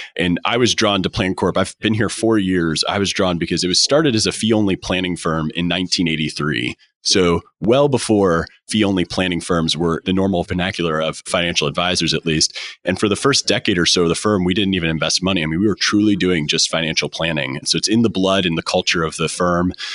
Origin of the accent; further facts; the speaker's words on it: St. Louis, Missouri, United States; I'm from Saint Louis